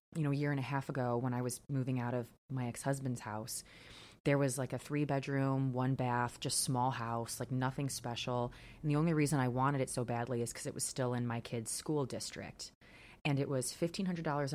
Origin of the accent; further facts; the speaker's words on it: Crown Point, Indiana, United States; I grew up here in Crown Point. I never really left